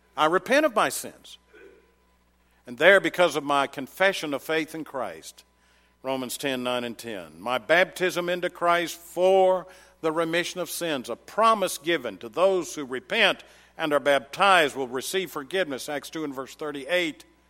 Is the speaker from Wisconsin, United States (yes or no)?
no; Murfreesboro, Tennessee, United States; I come from Middle Tennessee, and in case you didn't know, Murfreesboro, Tennessee, garden spot of America